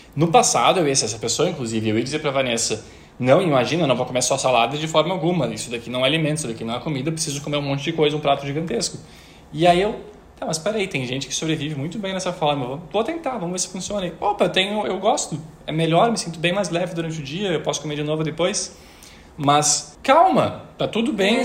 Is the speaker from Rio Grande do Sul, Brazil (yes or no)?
yes; interior of Rio Grande do Sul, Brazil; moved away; Eu vim de uma cidade do interior do Rio Grande do Sul